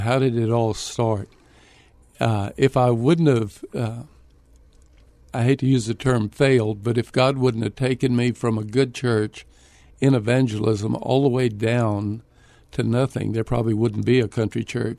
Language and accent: English; Marion, Texas, United States; moved away as an adult; also born or lived in San Antonio, Texas; I grew up in Marion, graduated from Marion High School.